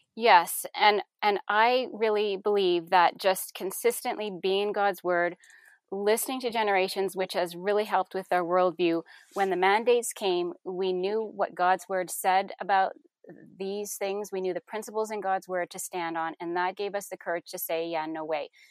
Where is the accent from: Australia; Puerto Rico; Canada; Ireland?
Canada; moved away as an adult; now in Kentucky, United States; we are Canadian